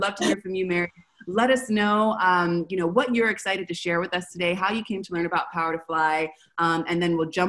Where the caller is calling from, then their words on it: Buenos Aires, Argentina; I'm calling from Buenos Aires.